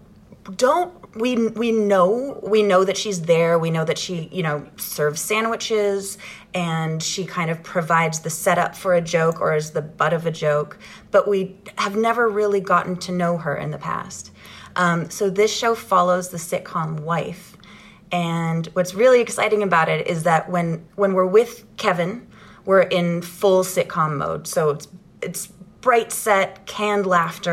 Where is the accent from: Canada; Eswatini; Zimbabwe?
Canada; Ottawa, Ontario; I grew up in Ottawa, Ontario, Canada